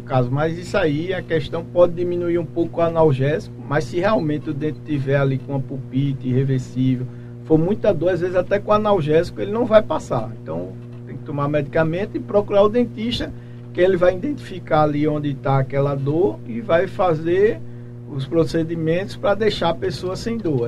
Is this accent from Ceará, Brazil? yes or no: no; Macaparana, Pernambuco, Brazil; moved away as an adult; now in Pedras de Fogo, Brazil; sou natural de Macaparana, mas já estou aqui em Pedras de Fogo